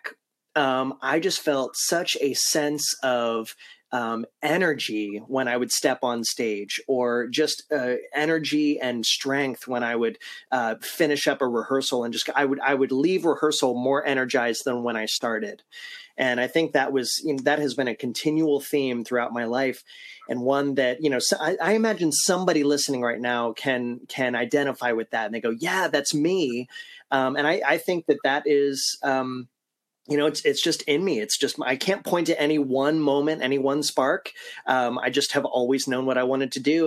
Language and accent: English; Ohio, United States; now in Central Florida, United States; I was growing up in Ohio